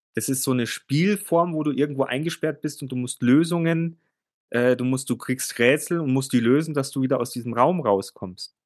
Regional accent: Germany; bei uns in Deutschland.

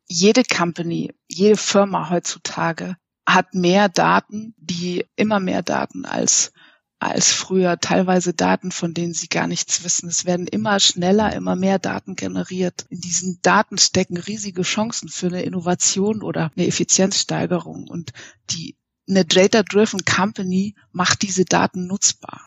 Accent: Munich, Bavaria, Germany; Ich äh, wohne in München, weil ich in München geboren und aufgewachsen bin.

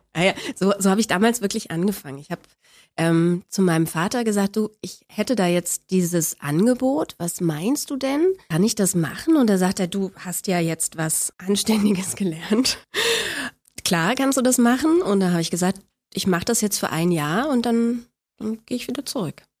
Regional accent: Berlin, Germany; Ich bin in Spandau auf die Welt gekommen und da bin ich auch groß geworden.

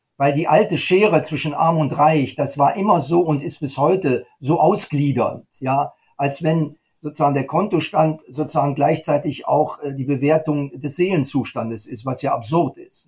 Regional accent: Germany; bei uns in Deutschland

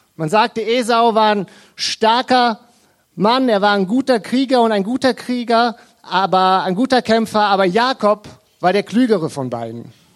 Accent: Krefeld, North Rhine-Westphalia, Germany; Wir kommen aus Krefeld

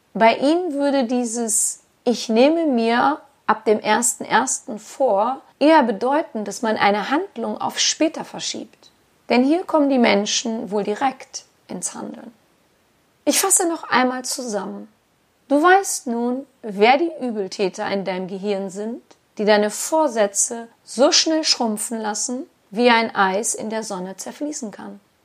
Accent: Germany; bei uns in Deutschland

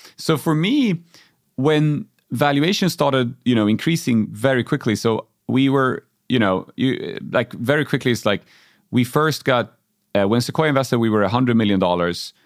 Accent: Uppsala, Uppsala County, Sweden; also born or lived in Germany; back in my hometown of Uppsala

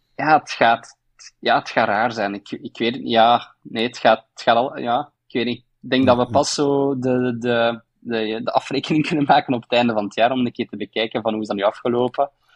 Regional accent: Belgium

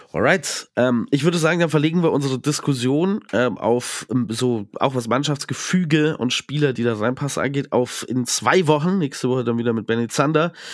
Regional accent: Landsberg am Lech, Bavaria, Germany; aus Landsberg am Lech.

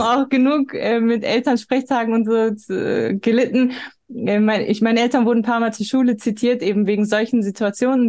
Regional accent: Germany; als eine Person, die hier geboren und aufgewachsen ist

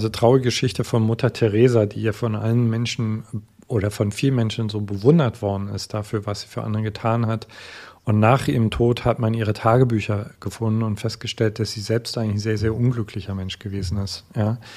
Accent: East Germany, Germany; Wie gesagt, ich komme aus Ostdeutschland, das heißt, ich bin viel auf Reisen gewesen.

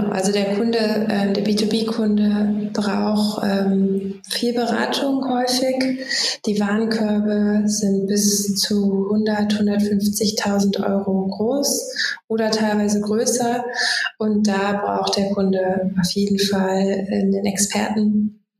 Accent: Magdeburg, Saxony-Anhalt, Germany; born there; now in Berlin, Germany; wohne in Berlin, gebürtige Magdeburgerin

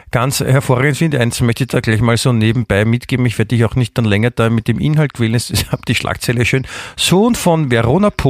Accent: Germany; Ich bin ja auch Deutscher.

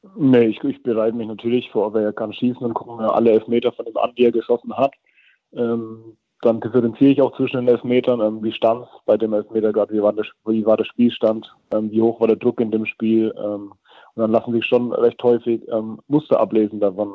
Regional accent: near Herzogenaurach, Franconia, Bavaria, Germany; moved away as an adult; also born or lived in Würzburg; now in Netherlands; ich bin zwar in Würzburg geboren, komme aber 60 Kilometer davon weg davon, äh, in Richtung Herzogenaurach

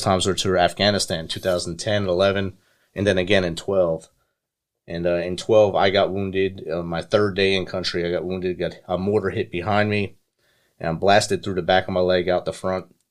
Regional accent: New Jersey, United States; growing up in New Jersey in the, in the city

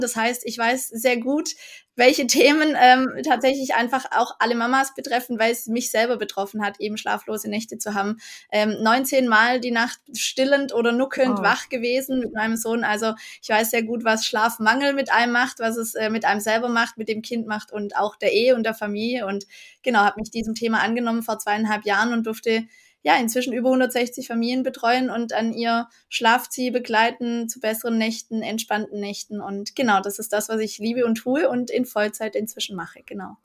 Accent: Black Forest, Baden-Württemberg, Germany; ich komme aus dem Schwarzwald

